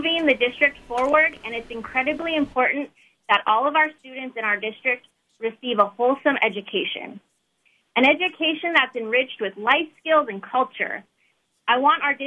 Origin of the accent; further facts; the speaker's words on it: King Cove, Alaska, United States; I'm from King Cove